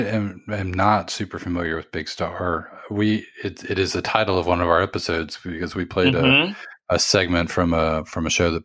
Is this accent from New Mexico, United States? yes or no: no; New Orleans, Louisiana, United States; I grew up in New Orleans in the, you know, 80s and 90s.